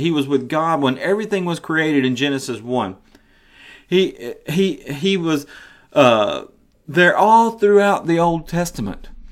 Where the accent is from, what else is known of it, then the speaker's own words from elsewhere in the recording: the South, United States; I live in the South. I was raised in the South.